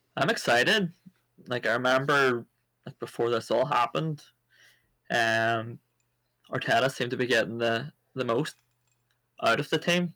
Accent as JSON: {"language": "English", "town": "Cookstown", "region": "Northern Ireland", "country": "United Kingdom", "tie": "born or raised there", "said": "I came from Cookstown, and the town was so segregated when it came to the likes of sports"}